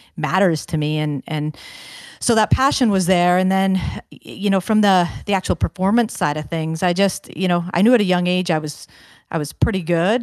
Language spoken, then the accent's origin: English; Kingston, Ontario, Canada; also born or lived in Brampton, Ontario; Kingston, Ontario is a, a great hockey town, as I'm, I'm sure you know, with the, the names of, uh, Doug Gilmour and Kirk Muller and Don Cherry and all these infamous guys that have had such a huge impact on the game. Uh, so grew up within